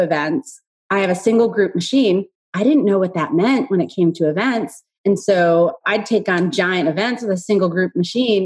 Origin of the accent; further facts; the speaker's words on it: New York, United States; also born or lived in the South (US); now in Southern United States; I'm from New York